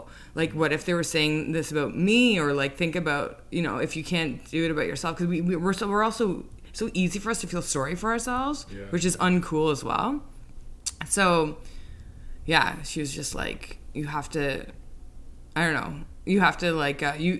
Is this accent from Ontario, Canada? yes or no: yes; Toronto, Ontario, Canada; now in New York, United States